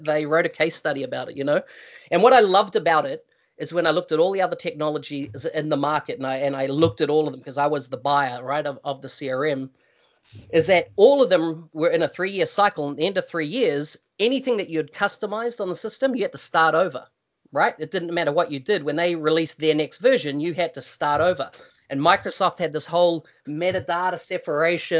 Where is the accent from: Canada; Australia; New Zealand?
New Zealand; moved away; I come from New Zealand originally